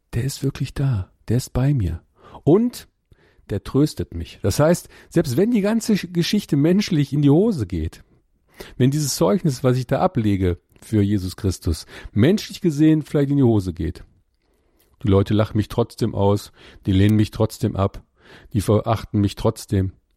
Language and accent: German; Ruhr area, North Rhine-Westphalia, Germany; ich komme aus dem Ruhrgebiet